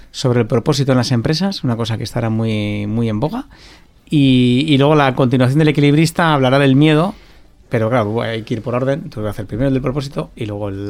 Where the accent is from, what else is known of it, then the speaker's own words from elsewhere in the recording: Basque Country, Spain; porque soy vasco, porque soy de aquí, porque quiero trabajar aquí